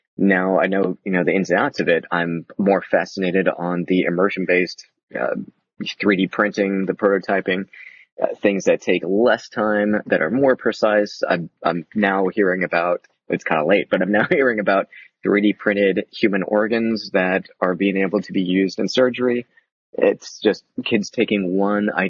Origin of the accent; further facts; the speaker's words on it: the South, United States; moved away; I grew up in the South